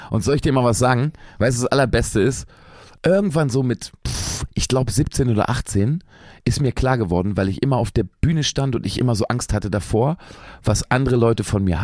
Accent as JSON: {"language": "German", "region": "Lower Saxony", "country": "Germany", "tie": "born or raised there", "said": "ich spiele manchmal ja Konzerte in meiner alten Heimat. Braunschweig ist die nächstgrößere Stadt, so, die liegt so zwischen Berlin und Hannover."}